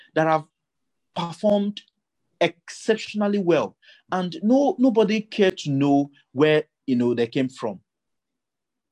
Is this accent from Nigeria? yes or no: yes; Ogugu, Kogi, Nigeria; my hometown in Ogugu